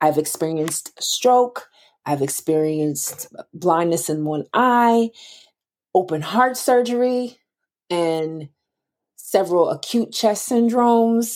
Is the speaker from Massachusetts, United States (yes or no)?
yes; Boston, Massachusetts, United States; I'm from Boston, Massachusetts